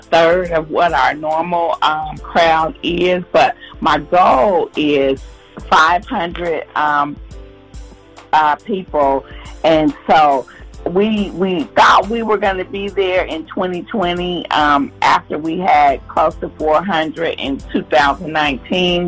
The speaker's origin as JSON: {"language": "English", "region": "Ohio", "country": "United States", "also_born_or_lived": "Charlotte, North Carolina", "moved": "yes", "said": "I'm from Ohio"}